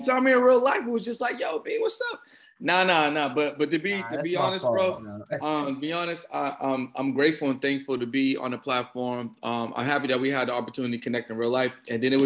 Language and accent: English; Boston, Massachusetts, United States; I'm from Boston